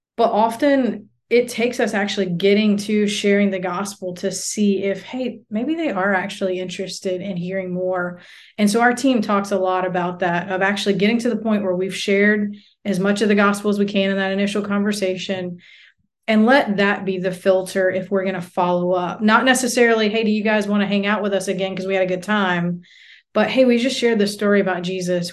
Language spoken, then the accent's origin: English; United States; moved away as an adult; now in South Asia; as an American